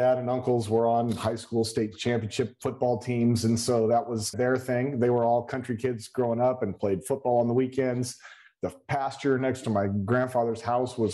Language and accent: English; Stayton, Oregon, United States; also born or lived in Salem, Oregon / Aumsville, Oregon; my hometown is a Staten sublimity area, just thriving metropolis.